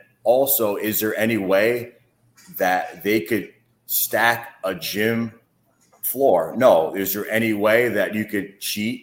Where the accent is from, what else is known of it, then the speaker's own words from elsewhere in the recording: New York City, New York, United States; I'm 17 years old, and I was from Brooklyn